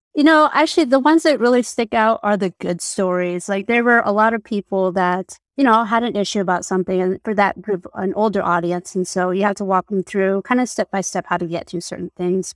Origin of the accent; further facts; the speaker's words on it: New Mexico, United States; moved away; I'm from New Mexico